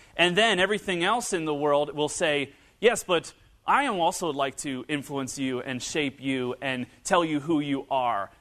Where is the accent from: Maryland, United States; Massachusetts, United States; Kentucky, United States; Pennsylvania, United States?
Kentucky, United States; northern Kentucky and Cincinnati area, United States; moved away; growing up in, uh, northern Kentucky and Cincinnati area